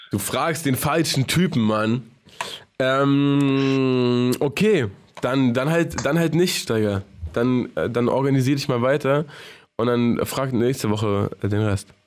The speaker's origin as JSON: {"language": "German", "region": "Baden-Württemberg", "country": "Germany", "lives_now": "Berlin, Germany", "said": "Das war meine Phase als, Sta als Schwabe."}